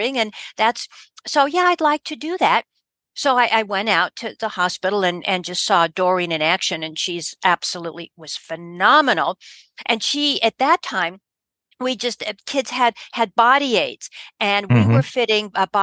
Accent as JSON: {"language": "English", "town": "Denver", "region": "Colorado", "country": "United States", "tie": "born or raised there", "said": "I was born and raised in Denver, Colorado."}